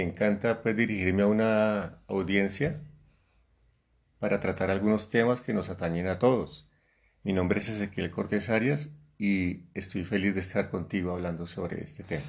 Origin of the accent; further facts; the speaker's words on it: Colombia; mi país que al cual amo tanto. Tengo 51 años conociéndolo